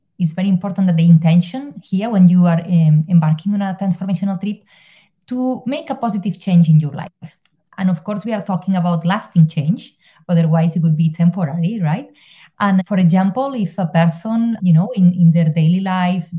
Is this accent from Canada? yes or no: no; Spain; moved away as an adult; now in Ireland; I'm originally from Spain, but I live in Ireland because of a promotion